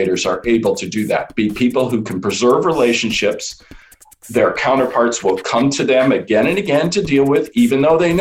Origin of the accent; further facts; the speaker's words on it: Chicago, Illinois, United States; moved away as an adult; also born or lived in Boston; I grew up in Chicago as the oldest of three sons of two academics.